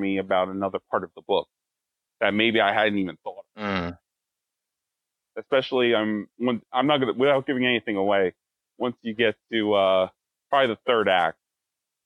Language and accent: English; Wallkill, New York, United States; born or raised there; also born or lived in Plattekill, New York